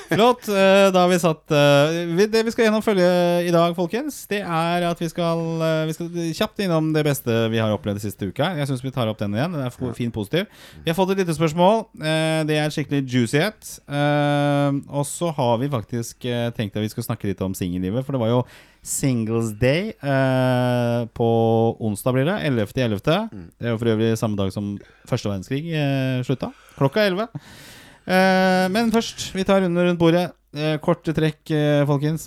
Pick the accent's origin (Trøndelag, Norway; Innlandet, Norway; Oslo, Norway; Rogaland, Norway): Oslo, Norway; now in Bærum, Norway; jeg er oppvokst på Torshov og østkanten.